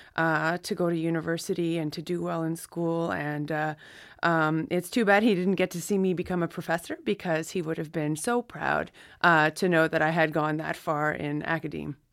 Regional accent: Listuguj Mi'gmaq First Nation, Quebec, Canada; I'm from the Listicuch Mi'kmaq First Nation, which is on the border of Campbellton, New Brunswick, and, uh, the Gaspe coast of Quebec.

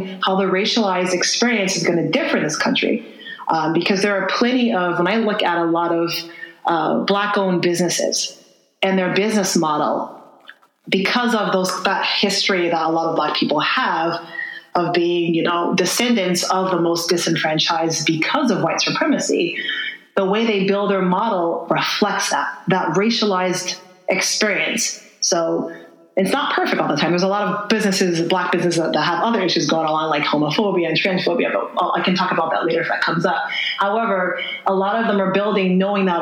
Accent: Lebanon, Connecticut, United States; where we were growing up in New England, I remember the Puerto Rican population that lived next to us. I lived in Lebanon

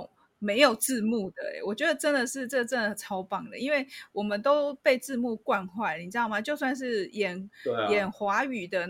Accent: Changhua County, Taiwan; 其实我是彰化人。

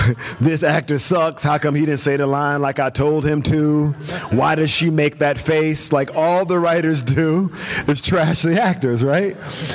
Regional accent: the South, United States; So I guess I came from the South, so I didn't really know anybody in Hollywood.

